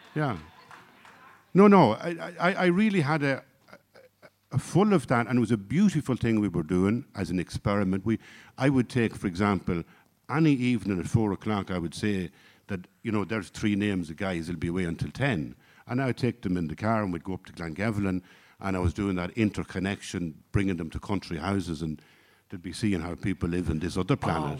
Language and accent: English; Ireland; I come from Ireland of the sixties and seventies